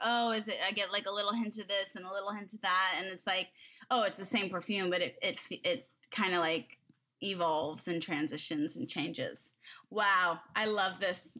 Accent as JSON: {"language": "English", "town": "Agoura Hills", "region": "California", "country": "United States", "tie": "born or raised there", "said": "I grew up in, like, close to Agora Hills"}